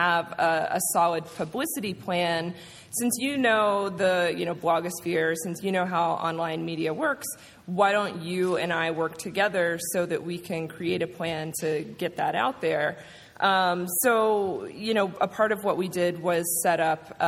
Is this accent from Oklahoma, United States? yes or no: no; Georgia, United States; moved away as an adult; also born or lived in Atlanta, Georgia; now in New York, United States; I grew up in Georgia and I went to college in Atlanta. So coming from Atlanta to New York